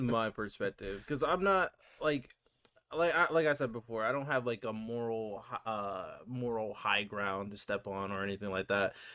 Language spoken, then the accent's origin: English; United States; as an American